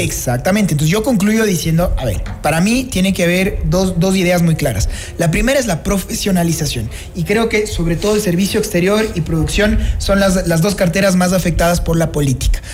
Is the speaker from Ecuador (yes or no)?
yes; Ecuador